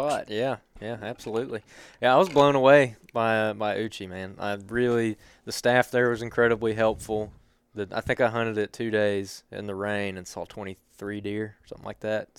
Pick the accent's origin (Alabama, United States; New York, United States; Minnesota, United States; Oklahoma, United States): Alabama, United States; Helena; I grew up in Helena